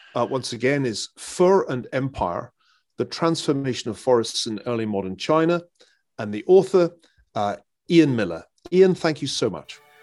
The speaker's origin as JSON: {"language": "English", "region": "Scotland", "country": "United Kingdom", "tie": "born or raised there", "said": "as a Scotsman, uh, who grew up as, as Scotland, uh, entered a period of, of rapid, uh, commercial reforestation"}